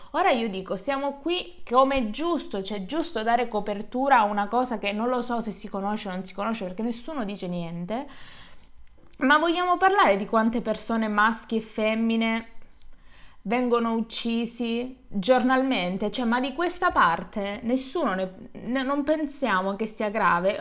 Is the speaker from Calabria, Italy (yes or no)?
yes; Calabria, Italy; moved away; sono tornata giù, in Calabria, in un paesino sperduto dove nel mio paese e nel paese che fa provincia, perché il mio è un comune piccolo